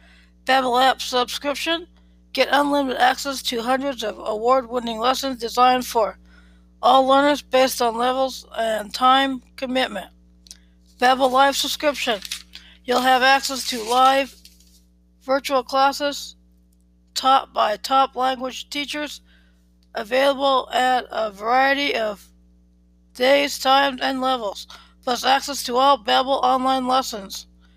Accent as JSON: {"language": "English", "town": "Philadelphia", "region": "Pennsylvania", "country": "United States", "tie": "born there", "said": "I was born in Philadelphia, the city of brotherly love."}